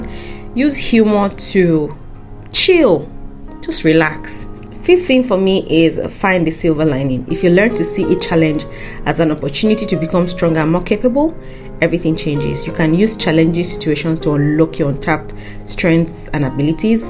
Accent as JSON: {"language": "English", "country": "Nigeria", "said": "as a Nigerian"}